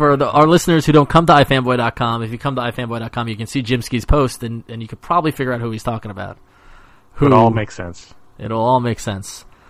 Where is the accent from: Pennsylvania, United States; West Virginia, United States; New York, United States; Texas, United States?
New York, United States; Long Island; I'm from Long Island.